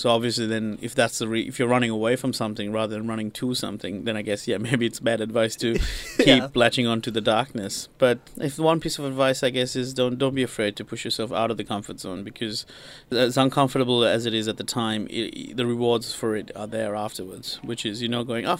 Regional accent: Sri Lanka; moved away; I'm from Sri Lanka, I've just lived in the country for a week or whatever

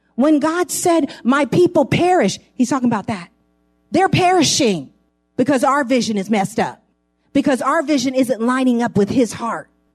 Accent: San Francisco, California, United States; I grew up in San Francisco, right close to Geary Street on Ellis.

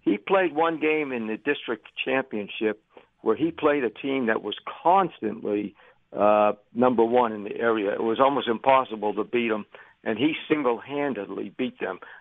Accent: Philadelphia, Pennsylvania, United States; growing up in the Philadelphia area

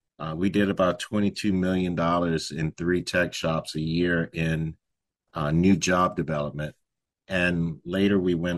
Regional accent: San Antonio, Texas, United States; now in San Jose, United States; I am a Texan, originally from San Antonio, Texas.

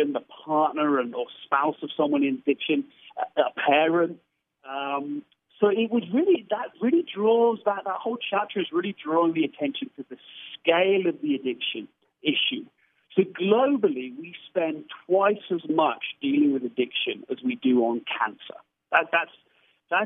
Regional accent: United Kingdom; I'm a Brit

